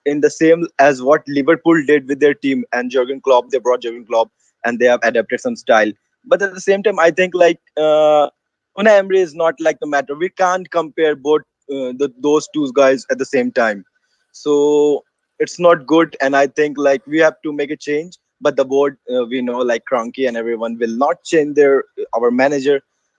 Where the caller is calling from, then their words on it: India; I'm from India. It's like 4 a.m. in the morning.